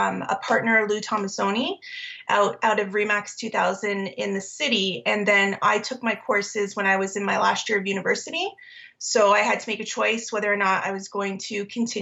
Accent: Aurora, Ontario, Canada; now in Milton, Canada; I grew up in York Region and Aurora, Newmarket area

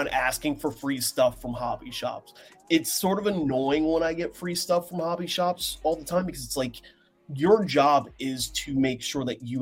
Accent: Seattle, Washington, United States; I'm from Seattle.

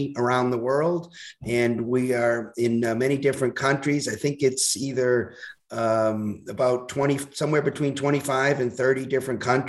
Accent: Boston, Massachusetts, United States; moved away as an adult; also born or lived in Hawaii; now in Arizona, United States; I'm originally from Boston

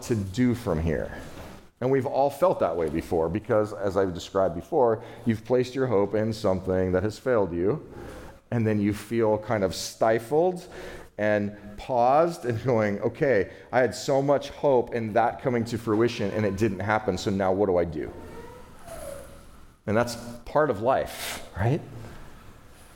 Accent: California, United States; I'm from California

